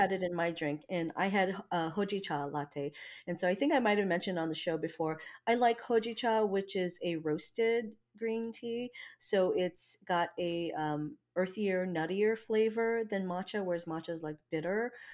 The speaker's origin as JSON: {"language": "English", "region": "Hawaii", "country": "United States", "moved": "yes", "lives_now": "Washington, United States", "said": "I'm not from here, you know, I mean, I'm from Hawaii"}